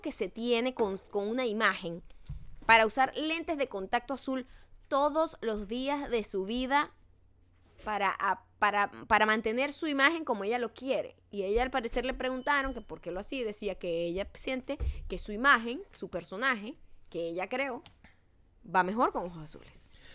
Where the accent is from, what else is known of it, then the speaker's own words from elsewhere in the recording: Venezuela; los venezolanos somos los, los mestizos, no hablamos los dialectos